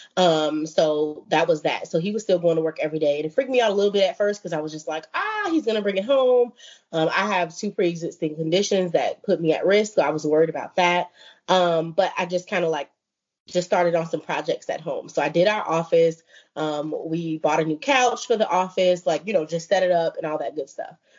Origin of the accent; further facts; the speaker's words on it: Chicago, Illinois, United States; I'm from Chicago